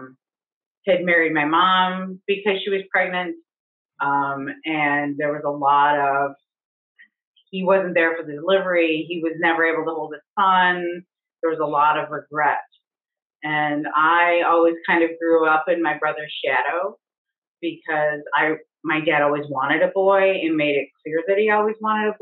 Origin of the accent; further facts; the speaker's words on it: Ohio near Cleveland, United States; moved away as an adult; also born or lived in Alaska; now in Ohio, United States; I'm from Ohio near Cleveland.